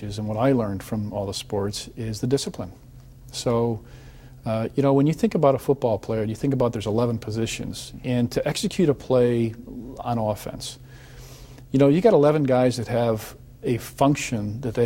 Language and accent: English; Chicago, Illinois, United States; moved away; when I was from Chicago, and I had the coach come to our high school